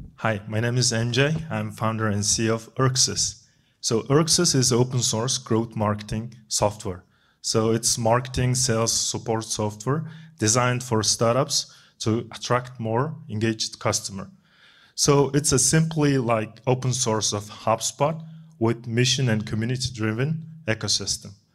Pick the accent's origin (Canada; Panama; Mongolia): Mongolia; moved away; I'm originally from Mongolia